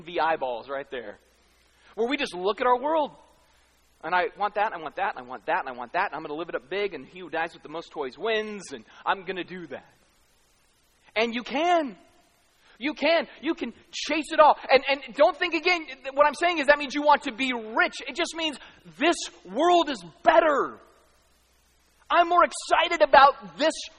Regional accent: United States; I'm American

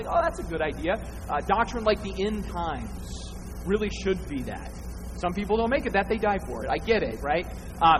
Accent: Northern Arizona, United States; I'm from Northern Arizona

